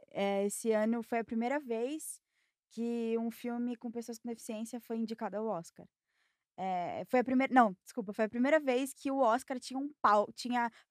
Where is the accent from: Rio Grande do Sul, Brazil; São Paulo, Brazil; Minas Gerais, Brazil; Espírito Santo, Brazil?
São Paulo, Brazil; Sou de São Paulo.